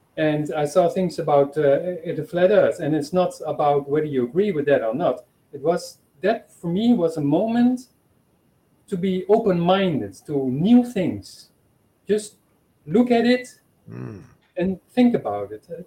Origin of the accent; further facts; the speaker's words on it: Netherlands; moved away as an adult; now in Portugal; I am from the Netherlands, but I live here in Portugal.